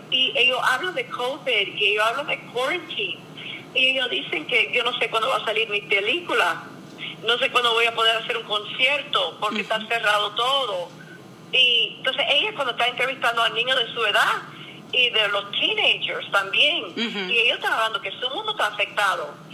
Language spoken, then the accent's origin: Spanish; Cuba; now in Miami, United States; soy una cubana con Biden en Miami